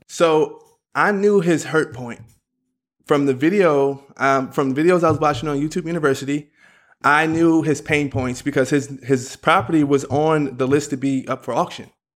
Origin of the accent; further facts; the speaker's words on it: Philadelphia, Pennsylvania, United States; I'm from Philadelphia